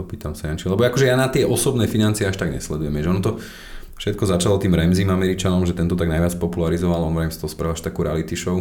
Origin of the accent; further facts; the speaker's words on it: Slovakia; my sme Slováci